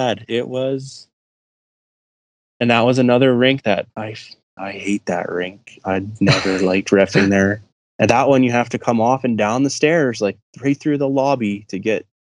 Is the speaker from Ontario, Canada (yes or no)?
no; Edmonton, Alberta, Canada; I'm from Edmonton. I lived here all my life.